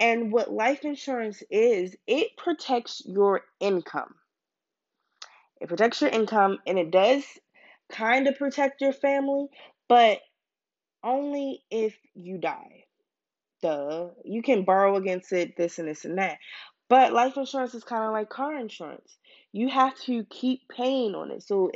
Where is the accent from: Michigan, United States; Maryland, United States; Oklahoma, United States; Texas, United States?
Maryland, United States; Baltimore; now in Pennsylvania, United States; I'm from Baltimore